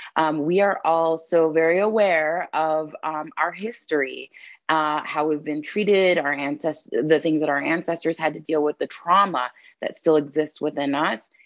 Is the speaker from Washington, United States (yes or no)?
no; San Diego, California, United States; moved away as an adult; now in Fort Collins, United States; I'm a born and raised San Diegan